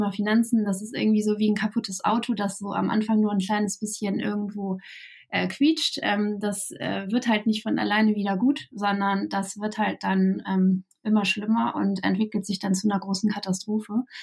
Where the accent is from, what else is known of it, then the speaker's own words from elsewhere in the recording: Kiel, Schleswig-Holstein, Germany; Ja, ähm, ich komme ähm, aus Kiel ähm, und ähm, wohne hier auch mein ganzes Leben schon ähm, im hohen Norden